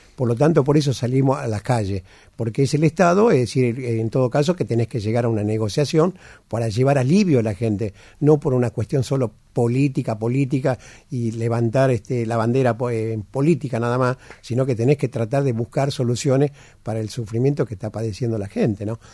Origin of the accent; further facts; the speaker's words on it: Argentina; somos nosotros, los argentinos